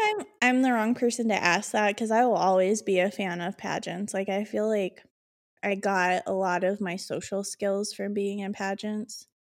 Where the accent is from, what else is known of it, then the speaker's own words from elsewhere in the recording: Illinois, United States; I'm from Illinois